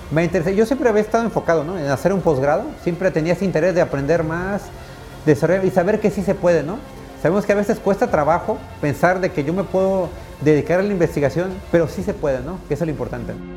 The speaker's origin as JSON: {"language": "Spanish", "region": "Nayarit", "country": "Mexico", "tie": "born or raised there", "said": "de niño estuvimos aquí en el Centro Universitario de Idiomas, aquí en la universidad"}